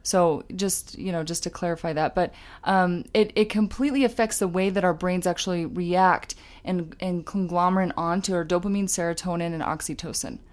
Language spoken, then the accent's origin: English; Utah, United States; we're from Utah